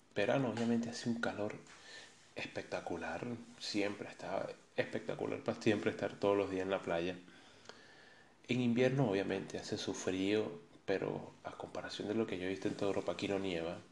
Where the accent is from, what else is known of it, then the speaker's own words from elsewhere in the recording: Caracas, Capital District, Venezuela; moved away as an adult; also born or lived in Medellín, Colombia; now in Madeira, Portugal; nací en Caracas